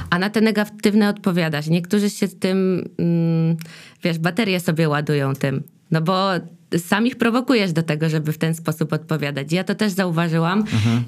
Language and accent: Polish; Dębica, Subcarpathian Voivodeship, Poland; now in Silesia, Poland; ja w ogóle jestem z Dębicy, że stamtąd pochodzę